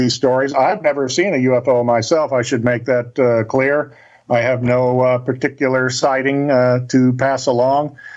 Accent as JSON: {"language": "English", "town": "Cape Girardeau", "region": "Missouri", "country": "United States", "tie": "born or raised there", "said": "That's where Cape Girardeau is, my hometown, on the banks of the Mississippi River"}